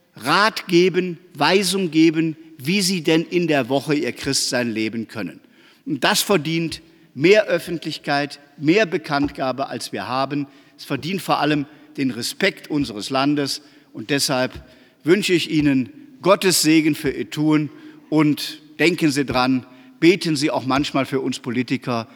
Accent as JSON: {"language": "German", "town": "Aachen", "region": "North Rhine-Westphalia", "country": "Germany", "said": "ich weiß das als Aachener"}